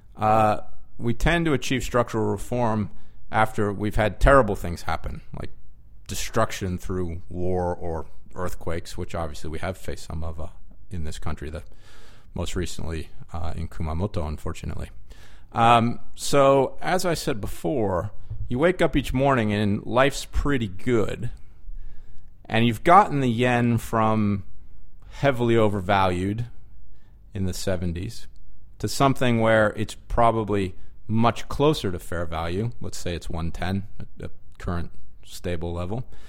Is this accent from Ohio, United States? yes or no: no; California, United States; moved away as an adult; also born or lived in New Jersey; now in Japan; I grew up in California.